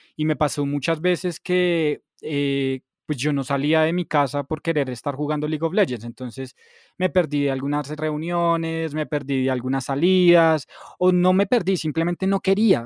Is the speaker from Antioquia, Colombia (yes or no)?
no; Bogotá, Colombia; yo soy 100% bogotano, a mucho honor, hijo de madre